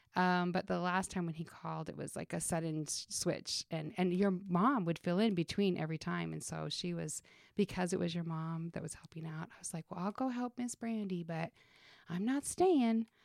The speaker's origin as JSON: {"language": "English", "region": "Utah", "country": "United States", "tie": "born or raised there", "moved": "yes", "said": "I grew up in Utah"}